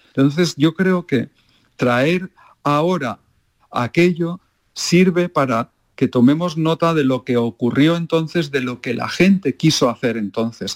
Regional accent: Málaga, Andalusia, Spain; moved away; me encanta volver a mi pueblo, a Málaga

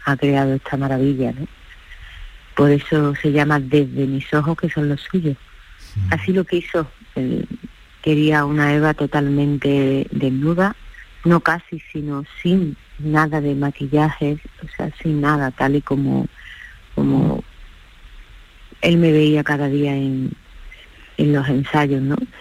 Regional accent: Ogíjares, Andalusia, Spain; en mi pueblo

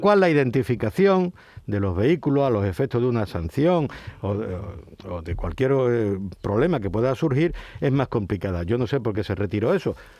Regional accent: Huelva, Andalusia, Spain; moved away; also born or lived in Ceuta; Yo nací en Ceuta, me crié en Huelva

